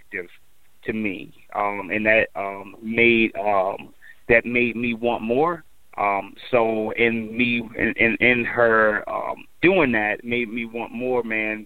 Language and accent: English; Elizabeth, New Jersey, United States; moved away as an adult; also born or lived in Michigan; originally born and raised in Jersey, man, Elizabeth, New Jersey, and then made my way to Michigan back in 93